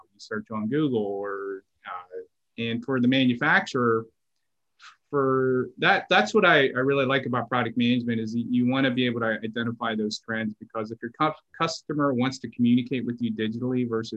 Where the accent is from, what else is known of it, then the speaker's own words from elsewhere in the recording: Pittsburgh, Pennsylvania, United States; also born or lived in Florida / Texas / Memphis / Washington, D.C.; now in Atlanta, United States; I grew up in Pittsburgh and I moved like probably 12 times in Pittsburgh